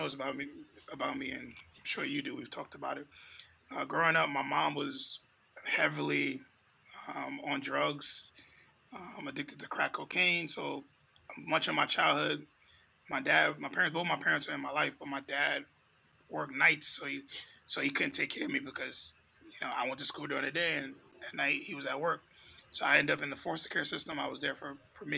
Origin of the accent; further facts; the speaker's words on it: New York, United States; growing up in New York in those times